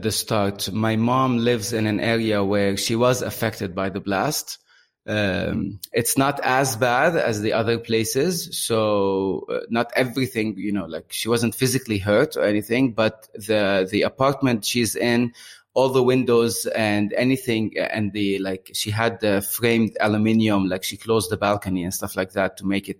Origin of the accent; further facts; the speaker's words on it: Beirut, Beirut Governorate, Lebanon; moved away as an adult; now in Bahrain; I moved out from Beirut around 10 years ago, but I visit twice a year.